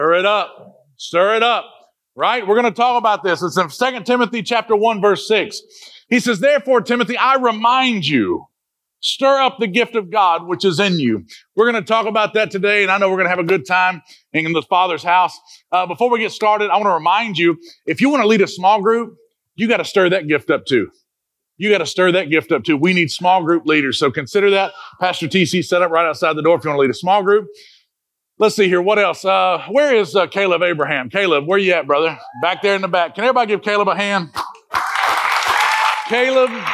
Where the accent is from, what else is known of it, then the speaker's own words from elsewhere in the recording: Jamaica; We're Jamaican